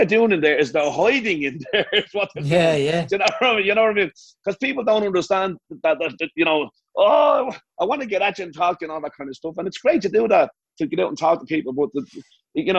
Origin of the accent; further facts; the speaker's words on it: Ireland; moved away as an adult; now in United States; I love being Irish and I love Ireland